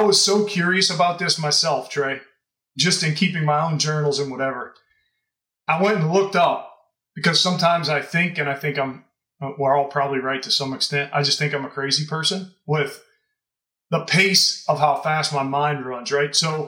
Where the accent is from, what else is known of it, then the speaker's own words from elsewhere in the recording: Louisiana, United States; Well, I grew up in Louisiana, so.